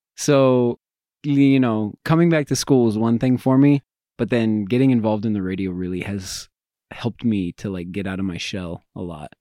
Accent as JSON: {"language": "English", "town": "Greeley", "region": "Colorado", "country": "United States", "tie": "born or raised there", "said": "I'm from Greeley"}